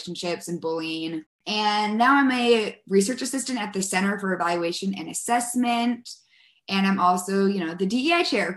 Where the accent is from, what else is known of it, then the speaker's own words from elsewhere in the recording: West Des Moines, Iowa, United States; I'm originally from West Des Moines, Iowa